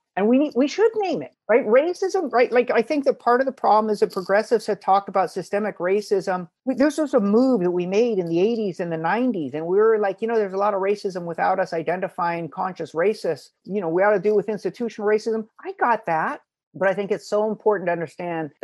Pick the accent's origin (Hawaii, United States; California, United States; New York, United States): Hawaii, United States; moved away; also born or lived in Princeton; growing up in Hawaii, you know, sort of multiracial